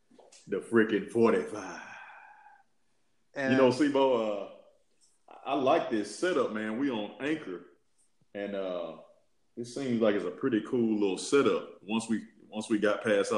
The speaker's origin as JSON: {"language": "English", "country": "Yemen", "said": "I'm from Yemen."}